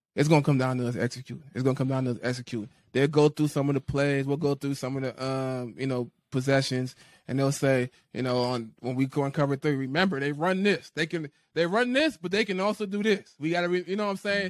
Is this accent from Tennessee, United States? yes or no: no; New Orleans, Louisiana, United States; moved away; I grew up in New Orleans. I grew up in the area.